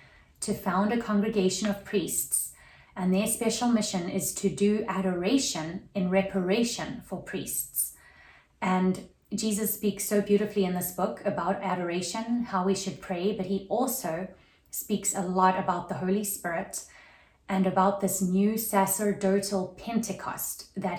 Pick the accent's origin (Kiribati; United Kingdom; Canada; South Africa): South Africa; now in Atlanta, United States; growing up in South Africa, that was very Protestant